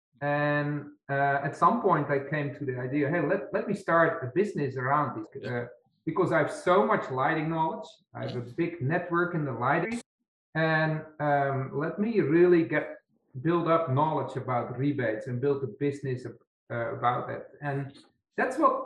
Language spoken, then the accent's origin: English; Netherlands; English is a second language; moved away as an adult; also born or lived in Poland / Belgium; now in United States; I'm from the Netherlands. I grew up there